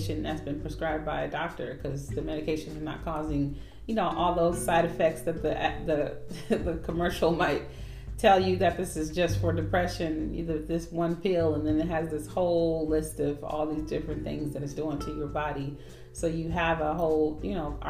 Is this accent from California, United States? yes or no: yes; California, United States; I'm from California